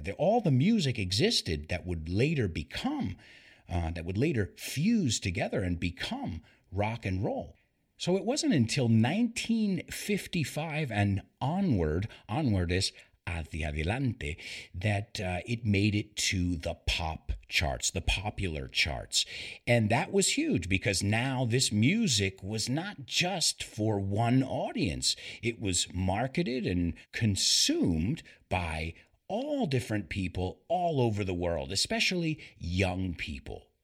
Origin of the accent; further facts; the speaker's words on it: United States; when I was born in the United States